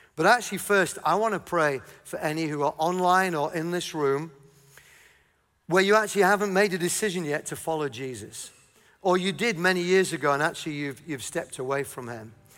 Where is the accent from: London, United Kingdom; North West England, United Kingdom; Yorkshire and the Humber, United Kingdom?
Yorkshire and the Humber, United Kingdom; I'm from Yorkshire.